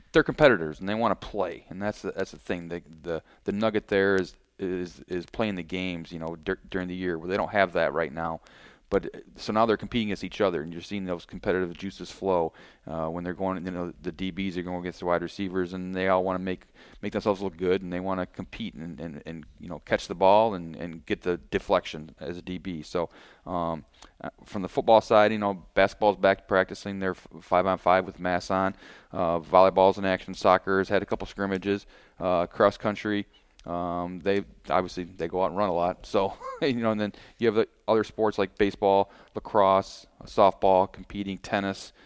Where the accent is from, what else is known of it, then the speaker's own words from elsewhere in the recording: Holt, Michigan, United States; I grew up in Holt, Michigan